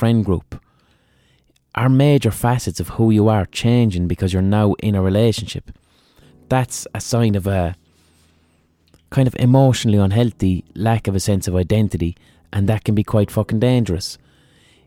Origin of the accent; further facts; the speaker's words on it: Ireland; I'm fucking Irish